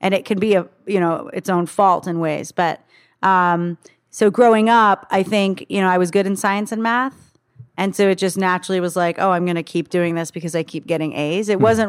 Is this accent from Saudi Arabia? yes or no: yes; Saudi Arabia; born there; So I was actually born in Saudi Arabia.